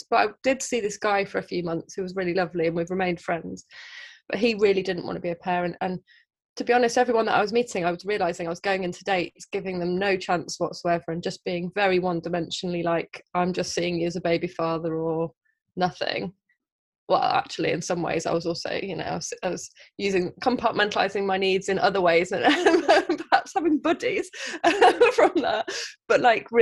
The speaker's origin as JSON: {"language": "English", "region": "Midlands", "country": "United Kingdom", "also_born_or_lived": "Southeast London", "moved": "yes", "lives_now": "London, United Kingdom", "said": "I live in Southeast London. I'm from the Midlands."}